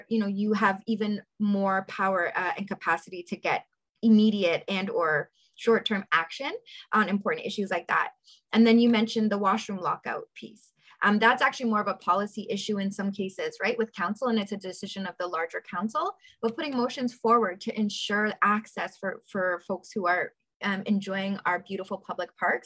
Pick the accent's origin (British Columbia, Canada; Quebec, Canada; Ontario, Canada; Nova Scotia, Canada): Ontario, Canada; Toronto; I grew up in South Etobicoke, born and raised